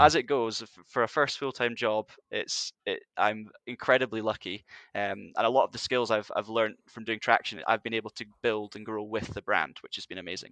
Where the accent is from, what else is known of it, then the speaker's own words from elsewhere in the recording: Highlands of Scotland, United Kingdom; in the north of Scotland, 'cause I'm from the Highlands